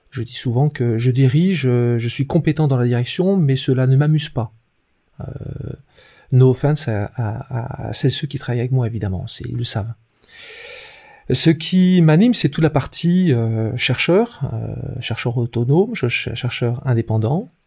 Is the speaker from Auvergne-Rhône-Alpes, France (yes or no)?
no; Brittany, France; Euh, je suis d'origine bretonne, avec tout ce que ça implique d'influence. Je suis plutôt un breton des forêts, euh, plus que la mer, et pourtant je suis, je suis proche de l'eau.